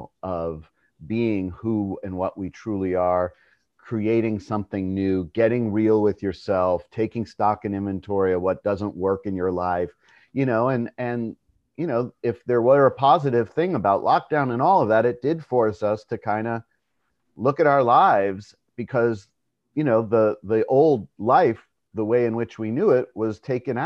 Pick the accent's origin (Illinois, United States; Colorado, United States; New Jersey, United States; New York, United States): New York, United States; I was born in New York